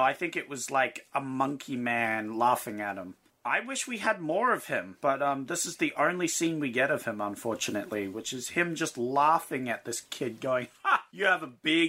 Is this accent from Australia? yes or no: yes; Australia; Yeah, we're Australian.